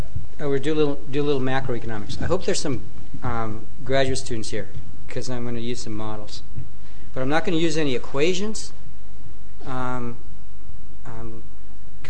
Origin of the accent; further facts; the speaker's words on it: United States; I'm an American